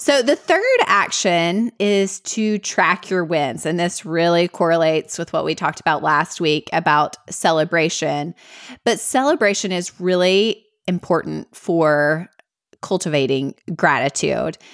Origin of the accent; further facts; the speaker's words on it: Middle Tennessee, United States; accent: Southern; both grew up here in Middle Tennessee